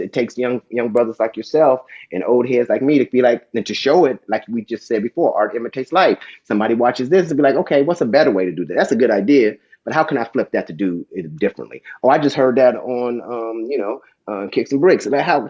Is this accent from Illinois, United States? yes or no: no; Dayton, Ohio, United States; I mean, I got this talk when I was growing up in Dayton.